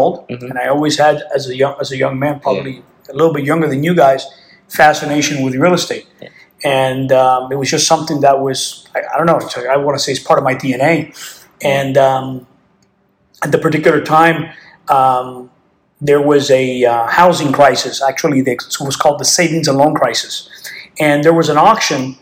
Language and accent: English; Miami, Florida, United States; I was born and raised in Miami, Florida